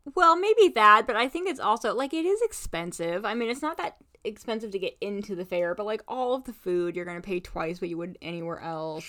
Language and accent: English; Indiana, United States; now in Alaska, United States; I grew up in Indiana